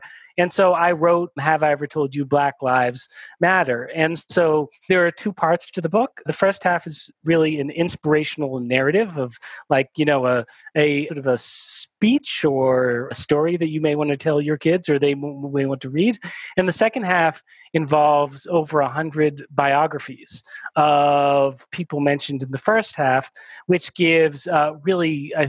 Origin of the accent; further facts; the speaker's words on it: United States; born there; I'm Jewish, my wife is Catholic, you know, I was born in the United States, my wife was born in Nicaragua, we've moved around quite a bit.